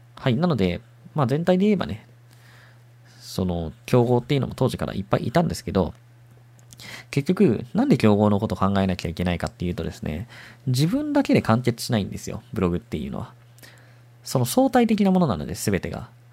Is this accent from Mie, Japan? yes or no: yes; Mie, Japan; moved away as an adult; also born or lived in Shizuoka; 三重県で、生まれ育って、高校まで三重県のね、高校行ったんですけど